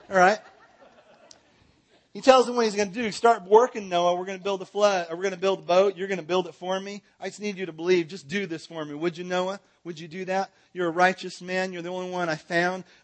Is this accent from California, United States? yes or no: yes; California, United States; now in Texas, United States; I'm from Southern California. I moved to, te- I'm not a Texan, but I got here as fast as I could.